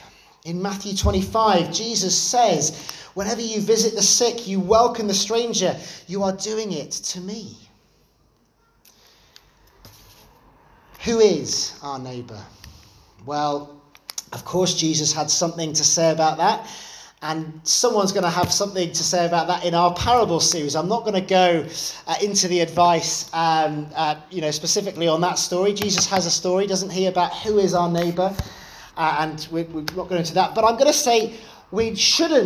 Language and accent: English; London, United Kingdom; growing up in London, I was part of a Salvation Army church there